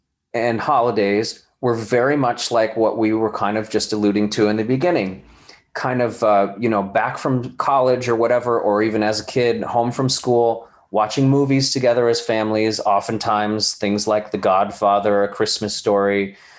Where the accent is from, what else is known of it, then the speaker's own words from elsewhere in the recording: California, United States; born there; Well, I was born in California and then ended up back in California after my, you know, the beginning of my career in New York. But I was a military brat.